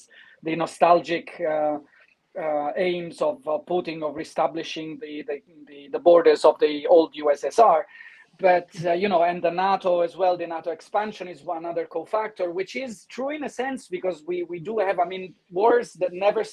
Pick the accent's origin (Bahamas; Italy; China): Italy; now in London, United Kingdom; I'm coming from Italy